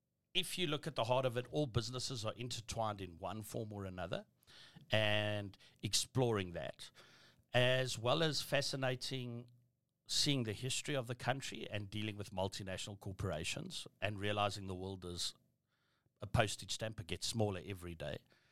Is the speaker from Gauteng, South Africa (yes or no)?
yes; Benoni, Gauteng, South Africa; also born or lived in Boksburg / Pretoria / Nigeria; Joburg boy through and through. Got brought up and born in Benoni with 44 Afrikaans.